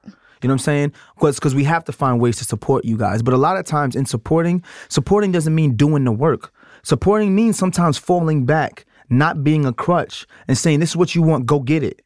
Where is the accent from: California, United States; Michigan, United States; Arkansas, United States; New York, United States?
New York, United States; New York City; I'm from Brooklyn, I still have a lot of my country family morals